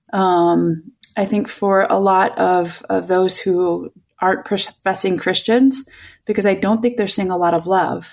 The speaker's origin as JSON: {"language": "English", "town": "Chicago", "region": "Illinois", "country": "United States", "moved": "yes", "lives_now": "California, United States", "said": "I'm originally from Chicagoland"}